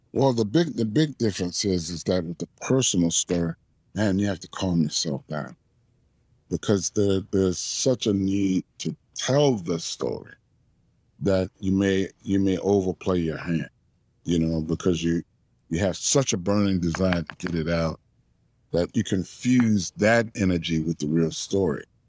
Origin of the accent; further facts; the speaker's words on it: New Orleans, Louisiana, United States; growing up in New Orleans